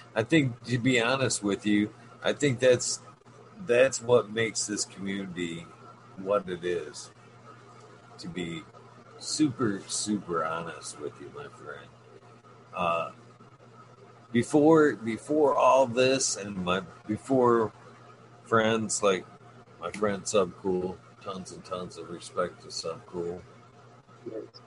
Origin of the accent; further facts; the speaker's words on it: Michigan, United States; my home state